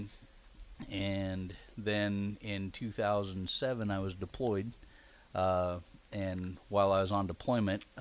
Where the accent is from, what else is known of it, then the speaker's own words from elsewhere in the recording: Kearney, Nebraska, United States; also born or lived in Alma, Nebraska / Seward, Nebraska; I grew up between Alma, Kearney, and Seward. Spent most of my high school days and growing up going to school in Kearney.